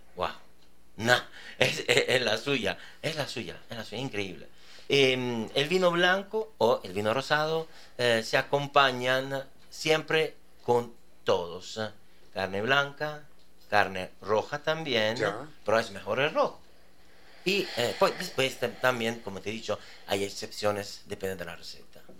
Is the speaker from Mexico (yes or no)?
no; Italy; Spanish is a second language; moved away; yo que soy italiano, cuando vengo aquí, en Ecuador